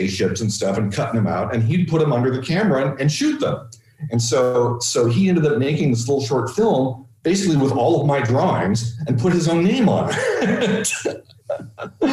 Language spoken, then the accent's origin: English; Palo Alto, California, United States; also born or lived in San Francisco / Sausalito; we moved down to Palo Alto, which is about 45 minutes south of San Francisco. And that's where I primarily grew up. That's really what I consider my hometown.